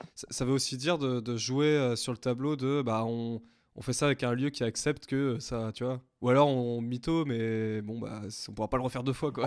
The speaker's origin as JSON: {"language": "French", "town": "Rennes", "region": "Brittany", "country": "France", "said": "nous, on est tous de Rennes C'est un peu un, bouquet rennais que vous avez devant vous."}